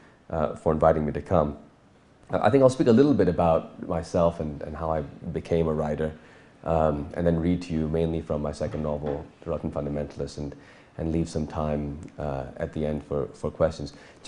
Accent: Pakistan; also born or lived in California; when we moved back from California to Pakistan when I was 9 years old

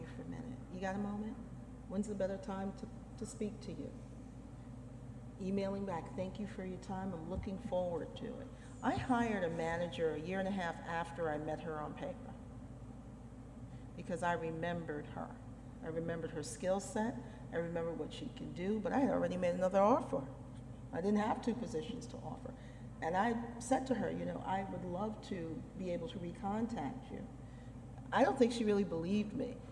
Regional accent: New York City, New York, United States; I grew up in New York City.

